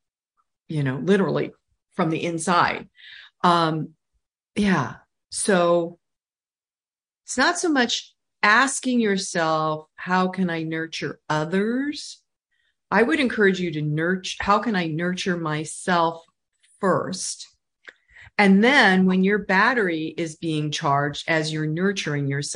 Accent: California, United States; I'm from California

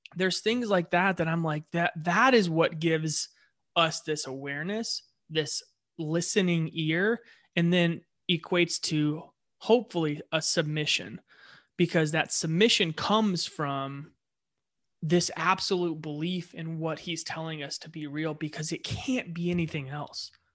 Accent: Ohio, United States; moved away; I was born in Ohio

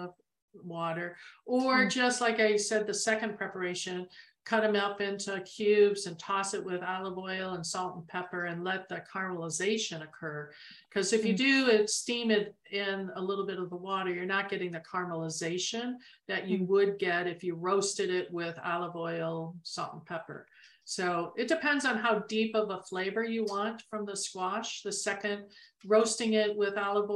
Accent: Arizona, United States; we're from Arizona.

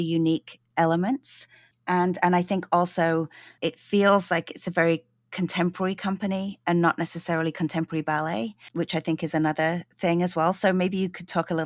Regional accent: London, United Kingdom; now in Vancouver, Canada; I grew up in London

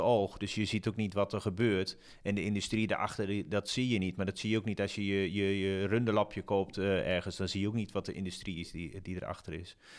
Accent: Zwolle, Overijssel, Netherlands; ik kom zelf uit Zwolle

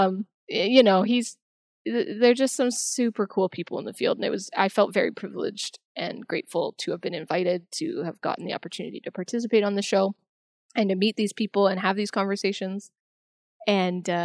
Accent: Canada; I'm from Canada

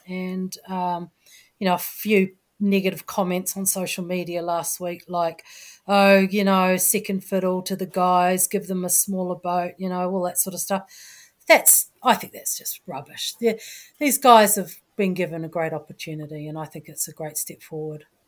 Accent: New Zealand; I'm a Kiwi

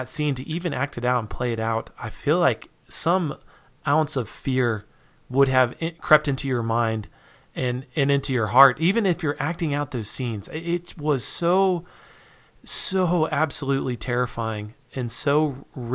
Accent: Reno, Nevada, United States; now in Utah, United States; I grew up in Reno, Nevada

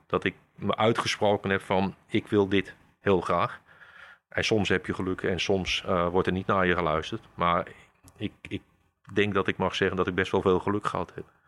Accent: Kampen, Overijssel, Netherlands; Geboren en getogen in Kampen, ja. Kijk, nooit weg geweest

